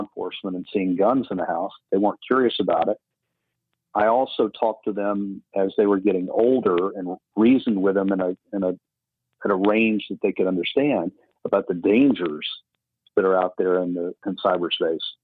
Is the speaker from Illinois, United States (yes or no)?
no; Tuscaloosa, Alabama, United States; at age 15 living in the holy lands of tuscaloosa alabama